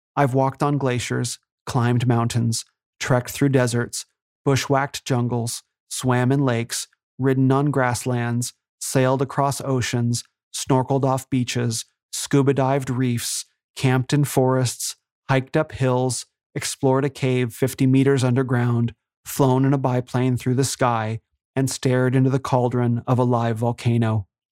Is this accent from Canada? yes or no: no; Phoenix, Arizona, United States; moved away as an adult; I grew up here in Phoenix